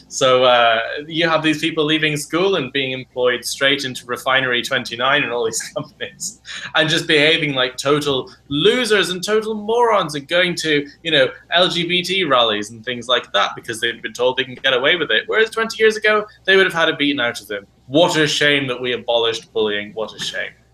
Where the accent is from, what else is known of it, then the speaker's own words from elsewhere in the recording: Ireland; I grew up in Southern Ireland, a very rural area where kids were only going out in the street